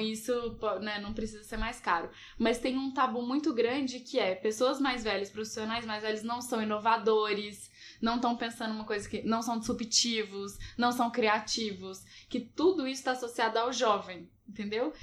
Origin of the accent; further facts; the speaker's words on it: Belo Horizonte, Minas Gerais, Brazil; eu sou de BH